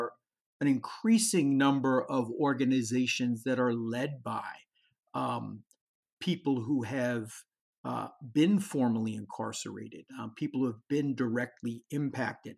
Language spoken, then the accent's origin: English; Pittsburgh, Pennsylvania, United States; it's my hometown.